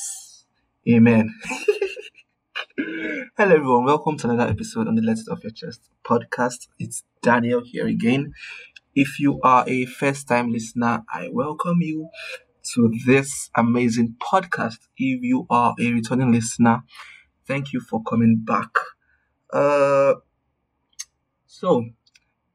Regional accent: Nigeria; my Nigerian people

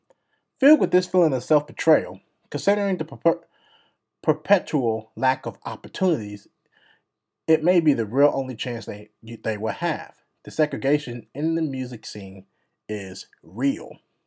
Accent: France; I am 32 years old. My father's from Benin, West Africa. My mother is Italian, and I grew up in France.

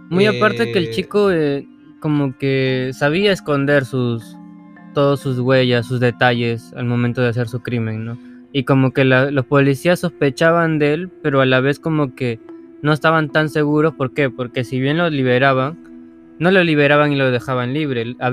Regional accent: Peru; Leyes peruanas, sí. y somos peruanos

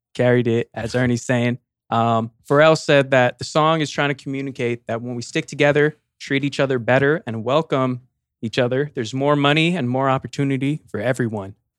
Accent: California, United States; we're from Cali

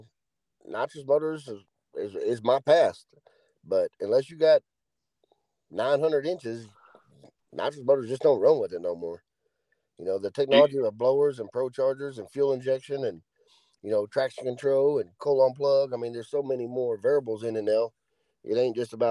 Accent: Andrews, Texas, United States; I'm from West Texas. Been here my whole life. Grew up in Andrews.

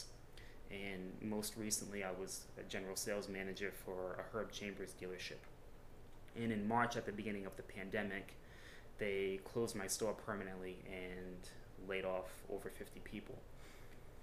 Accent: Cranston, Rhode Island, United States; Born and raised in Cranston, I just turned 36 years old

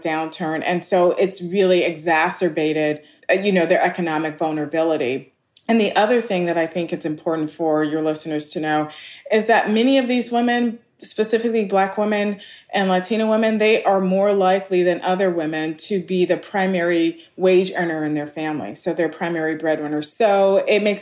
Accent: Los Angeles, California, United States; I grew up in Los Angeles and we're poor working class

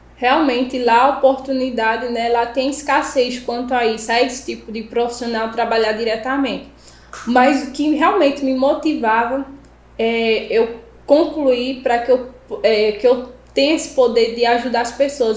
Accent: Buíque, Pernambuco, Brazil; Eu sou da cidade de Bimirim, é um interior, né? Ficar a 370 quilômetros, eu acho, do, da capital do Recife.

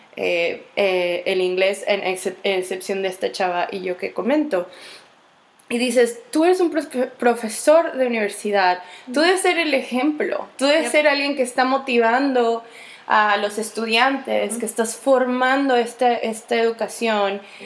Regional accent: Mexico; soy mexicana, soy latina, soy hispana

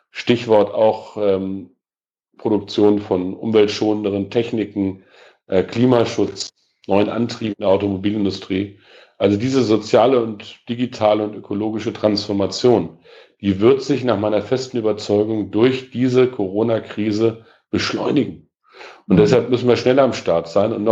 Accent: Peine, Lower Saxony, Germany; Ich bin im 1. Mai groß geworden ähm, und das ist in meiner Heimatstadt in Peine meistens gewesen, große Mai-Kundgebung äh, und dann ordentliches Familienfest.

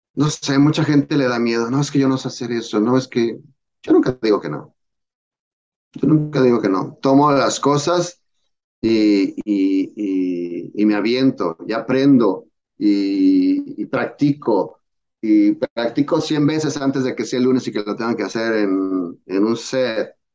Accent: Mexico; moved away as an adult; now in United States; me vine de México

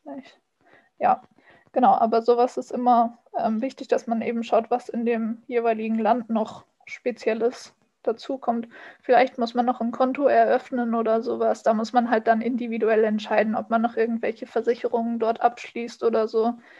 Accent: Germany; als Deutsche

